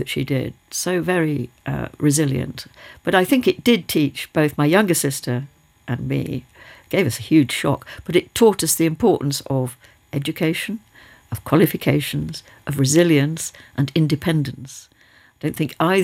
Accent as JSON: {"language": "English", "country": "United Kingdom", "tie": "born or raised there", "said": "we were living in a village where there had been an airfield, a wartime airfield. There were the relics of the airfield all around one. There were people who were still living in Nissen huts, which were there as temporary accommodation because they'd been bombed out of places nearby Teesside"}